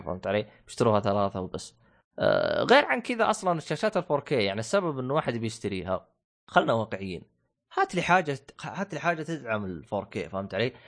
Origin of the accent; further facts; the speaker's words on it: Saudi Arabia; عندنا في السعودية